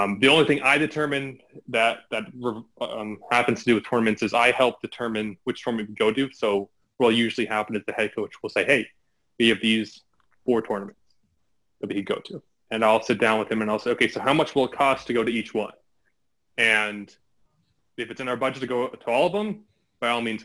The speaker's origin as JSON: {"language": "English", "region": "New York", "country": "United States", "moved": "as an adult", "lives_now": "Ohio, United States", "said": "I'm from New York."}